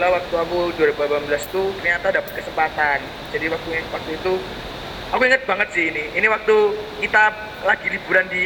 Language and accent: Indonesian; Sidoarjo, East Java, Indonesia; aku sempet ketemu sama kotaku kan sidoarjo